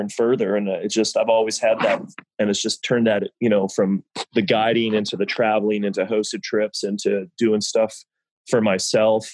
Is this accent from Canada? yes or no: yes; Vancouver Island, British Columbia, Canada; moved away as an adult; now in Belize; I grew up, my father was stationed on Vancouver Island, British Columbia